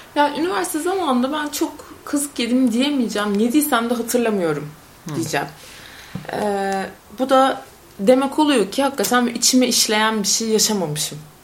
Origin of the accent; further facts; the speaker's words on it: Konya, Turkey; moved away as an adult; also born or lived in Istanbul; Ben Konyalı bir insan olarak İstanbul'a geldim